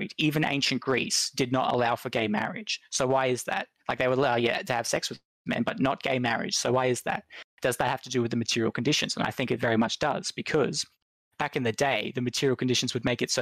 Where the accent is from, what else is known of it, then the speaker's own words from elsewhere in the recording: Australia; I'm an Aussie